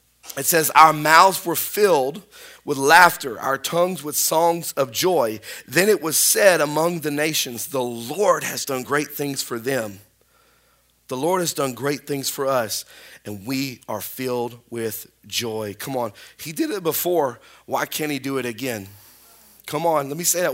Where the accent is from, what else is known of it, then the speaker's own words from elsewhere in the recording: Spring Hill, United States; now in North Webster, United States; I'm from Spring Hill